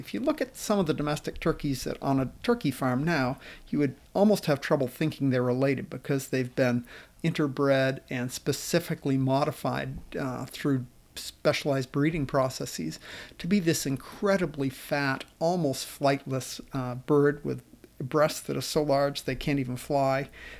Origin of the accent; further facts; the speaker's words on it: Oakland, Maine, United States; I grew up in Oakland, Maine, and we spent every summer at my family's camp on McGraw Pond.